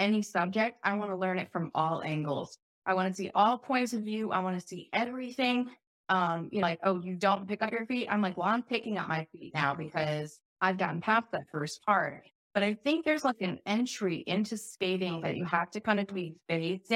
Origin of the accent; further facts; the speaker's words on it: Chicago, Illinois, United States; moved away; also born or lived in Oregon; I grew up in Chicago